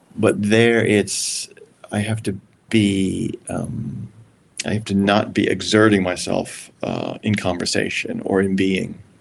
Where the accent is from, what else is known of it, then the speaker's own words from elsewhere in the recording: Maryland, United States; I came from Maryland